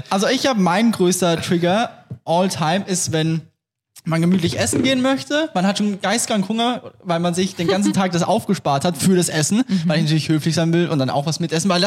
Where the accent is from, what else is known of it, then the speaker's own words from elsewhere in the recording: Austria; ich bin Österreicher